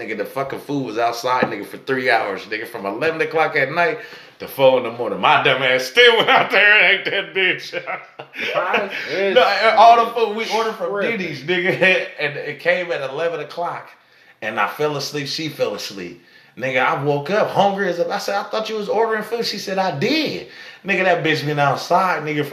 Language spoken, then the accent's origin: English; Sacramento, California, United States; I'm from out here